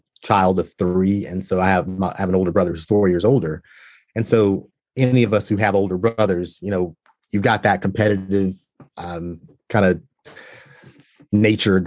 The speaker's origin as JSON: {"language": "English", "town": "Walnut Cove", "region": "North Carolina", "country": "United States", "tie": "born or raised there", "said": "I grew up in a small town, you know, North Carolina, Walnut Cove, North Carolina"}